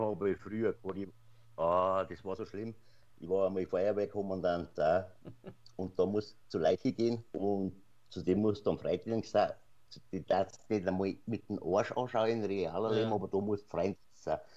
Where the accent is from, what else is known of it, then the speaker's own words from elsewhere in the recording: Passau, Bavaria, Germany; accent: Bavarian; mein Geburtsort, wo ich ja gerade, sagen wir mal, 10 bis 15 Kilometer davor entfernt wohne